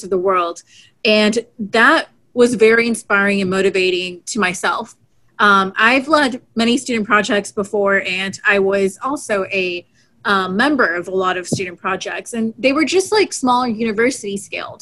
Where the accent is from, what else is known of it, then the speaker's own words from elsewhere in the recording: Houston, Texas, United States; growing up in Houston, Texas, I had NASA Johnson Space Center practically